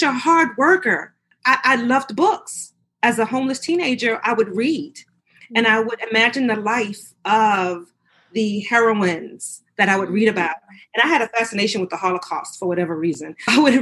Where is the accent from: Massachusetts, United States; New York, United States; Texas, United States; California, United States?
New York, United States; New York City; moved away as an adult; now in Virginia, United States; I grew up in New York City. I now live in Virginia, but I grew up in New York